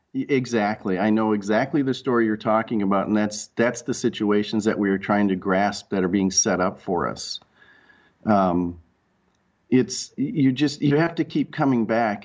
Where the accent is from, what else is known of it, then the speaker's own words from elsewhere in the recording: Rochester, Minnesota, United States; also born or lived in Red Wing, Minnesota; I grew up in Rochester, Minnesota, under the under the shadow of the Mayo Clinic